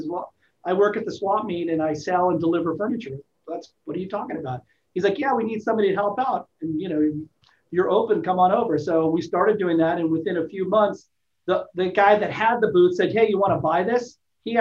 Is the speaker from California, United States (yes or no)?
yes; Los Angeles, California, United States; also born or lived in Alaska; now in San Diego, United States; I was born in Alaska, raised in Los Angeles, and then moved to San Diego